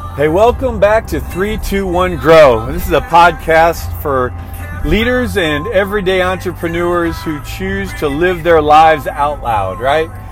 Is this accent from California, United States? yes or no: no; Illinois outside of Chicago, United States; I grew up in Illinois outside of Chicago